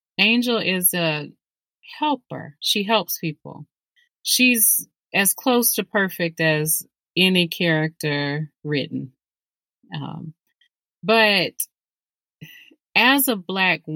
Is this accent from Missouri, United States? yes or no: no; Birmingham, Alabama, United States; Birmingham, that's where, you know, I live